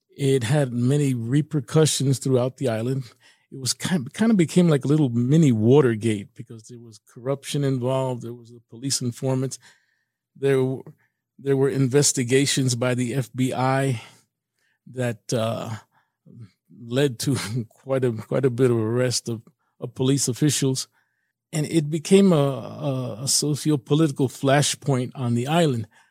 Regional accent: New York, United States; I'm from New York originally, born in New York, Puerto Rican family

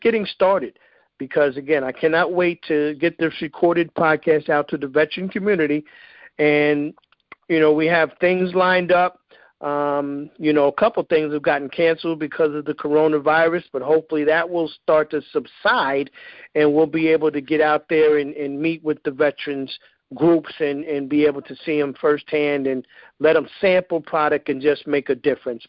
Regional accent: New York, United States; I'm from New York

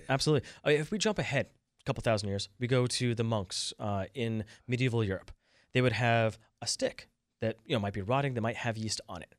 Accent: Vermont, United States; moved away; I'm from Vermont

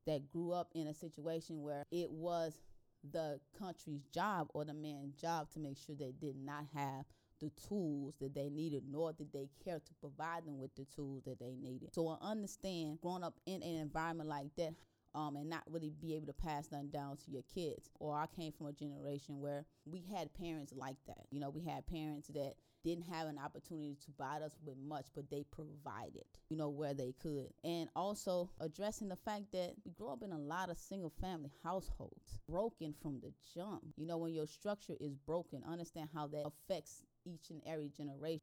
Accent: the South, United States; growing up in the South, you grew up in a slave state

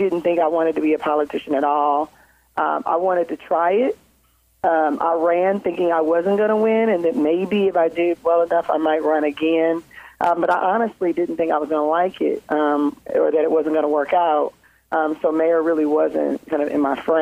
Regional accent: Lincoln Heights, Ohio, United States; I grew up in Lincoln Heights.

